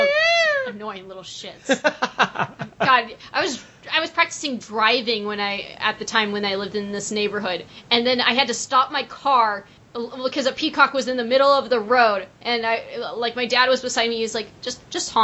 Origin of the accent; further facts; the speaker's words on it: Portland, Oregon, United States; I grew up in the Portland area, and I remember actually skiing on Mount Hood when I was a kid